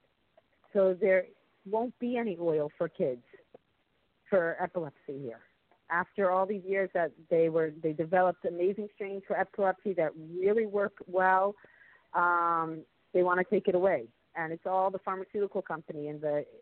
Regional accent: United States; now in Israel; I'm also an American citizen. I'm from America.

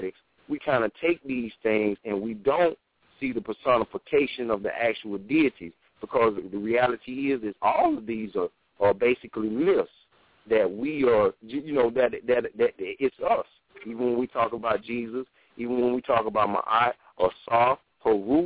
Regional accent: the South, United States; I'm from the South

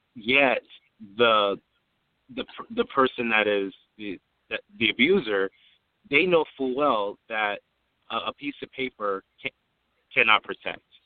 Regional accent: San Diego, California, United States; I'm from San Diego, California, born and raised

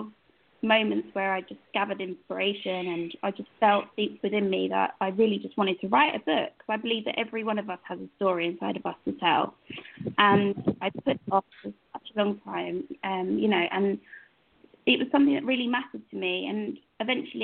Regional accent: London, Essex area, East of England, United Kingdom; I'm actually from the United Kingdom, from England, London, Essex area

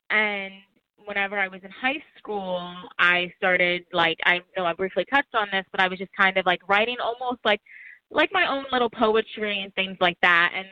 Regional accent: New York City, New York, United States; born there; also born or lived in New Jersey; So I was born in New York City, um, in Harlem, Hell's Kitchen, and then my family eventually relocated to New Jersey for a while.

